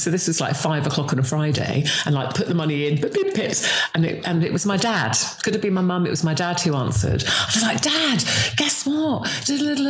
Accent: Singapore; born there; I've got that real weird mishmash because we were an army family. So I was born in Singapore. I travelled around with my parents.

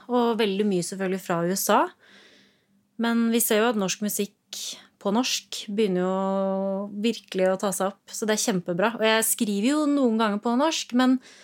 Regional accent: Rollag, Buskerud, Norway; Jeg er fra Rollag. En gård der.

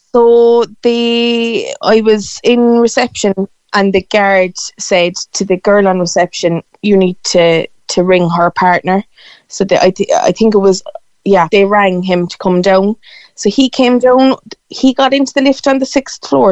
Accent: Cork, Munster, Ireland; I'm from Cork City

